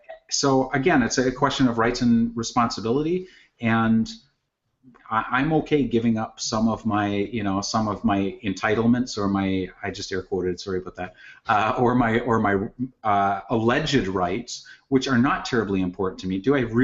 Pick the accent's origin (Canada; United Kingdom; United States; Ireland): Canada; Just because, you know, as a Canadian, you know, you mentioned gun control, and I'm like, I have no problem with gun control. We have gun control.